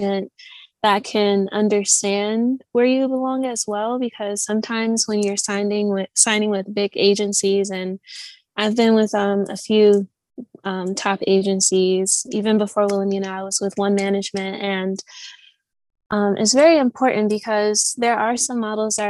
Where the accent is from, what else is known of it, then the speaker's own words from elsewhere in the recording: Michigan, United States; moved away as an adult; also born or lived in New York City / London; where I'm from, Michigan